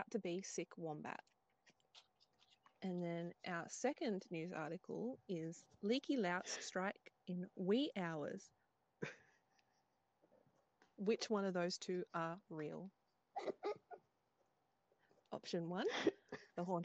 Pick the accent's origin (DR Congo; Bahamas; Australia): Australia; the states of my beautiful home, my homeland